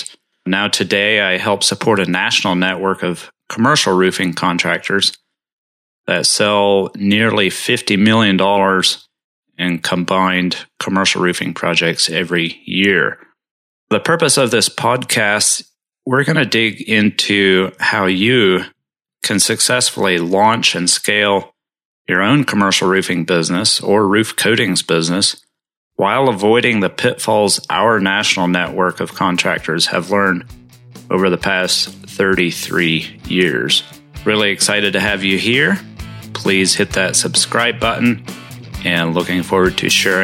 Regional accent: Western New York State, United States; I grew up Amish in Western New York State

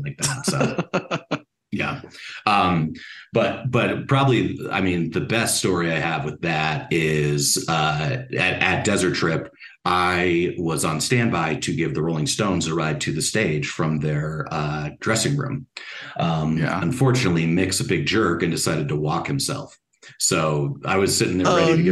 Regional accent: Colorado, United States; born and raised in Colorado, grew up about 15 minutes away from Red Rocks

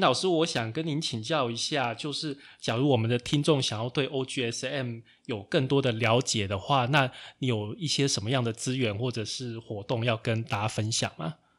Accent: Taichung, Taiwan; 其实我是台中人啊

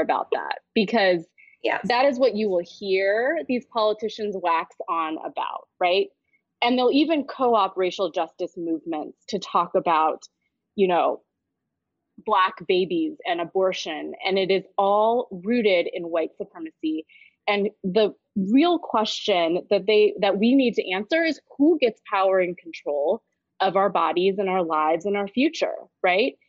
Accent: Kansas City, Missouri, United States; I was born and raised in Kansas City, Missouri. It is where I still live today doing this work.

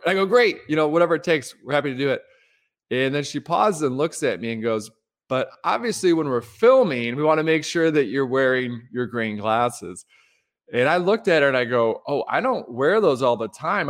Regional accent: Detroit, Michigan, United States; Midwesterner growing up in Detroit

